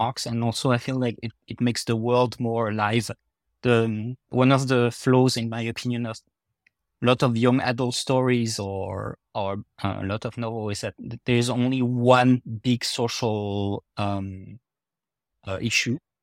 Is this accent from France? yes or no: yes; France; accent: French; my French accent